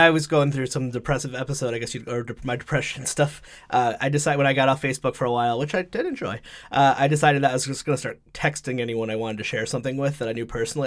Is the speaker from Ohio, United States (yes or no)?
no; Connecticut, United States; moved away as an adult; also born or lived in West Hartford; now in Rhode Island, United States; I grew up in Connecticut, ninety-two hours away